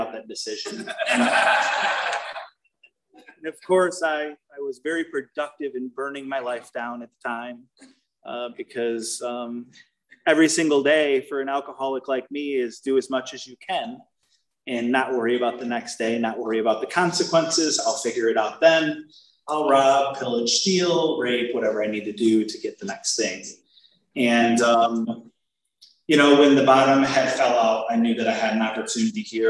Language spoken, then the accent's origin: English; Lansing, Michigan, United States; moved away; my hometown, which is Lansing, Michigan